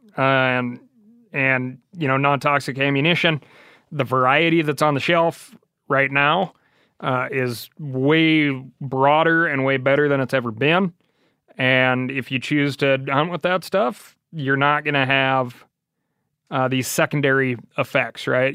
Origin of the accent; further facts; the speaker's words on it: Missoula, Montana, United States; That was, like, fifth grade growing up in Missoula, Montana